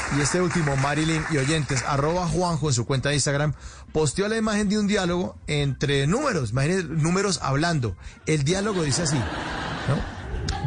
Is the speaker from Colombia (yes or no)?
yes; Colombia